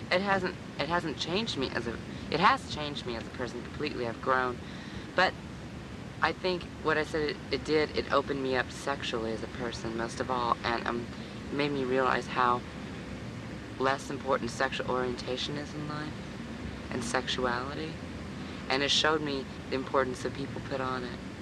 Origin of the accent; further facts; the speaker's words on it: Midwest, United States; now in New York, United States; I'm from the Midwest